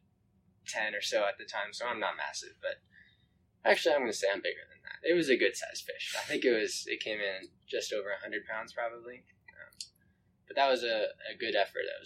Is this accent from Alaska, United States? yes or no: yes; Anchorage, Alaska, United States; I was born and raised in Anchorage. Lived here all my life.